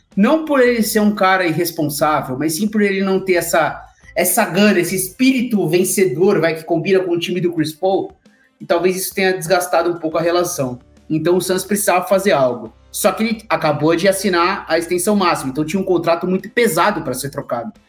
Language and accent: Portuguese; Brazil; nós que somos brasileiros e amantes de todos os esportes